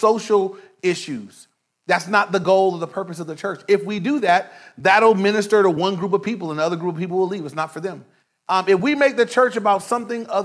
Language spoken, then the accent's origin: English; Inglewood, California, United States; I grew up in Inglewood. I was in Inglewood my whole life